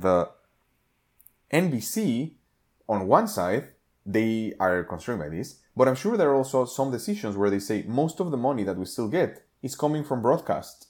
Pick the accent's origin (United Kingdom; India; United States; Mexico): Mexico; moved away; growing up in Mexico